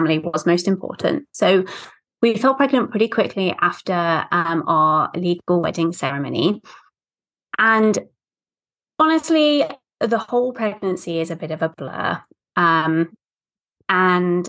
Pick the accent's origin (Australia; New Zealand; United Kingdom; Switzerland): United Kingdom; accent: British; moved away as an adult; now in United States; as you can tell from my accent, I'm British, but I'm actually living in the States, away from kind of friends and family